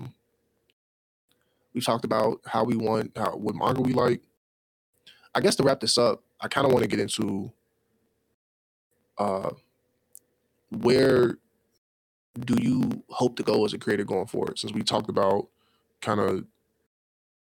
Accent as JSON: {"language": "English", "town": "Chicago", "region": "Illinois", "country": "United States"}